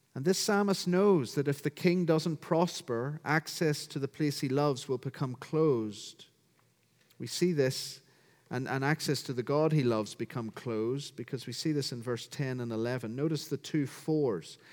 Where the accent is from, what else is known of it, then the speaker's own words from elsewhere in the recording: County Down, Northern Ireland, United Kingdom; as you can hear from my accent, I'm from County Down, Northern Ireland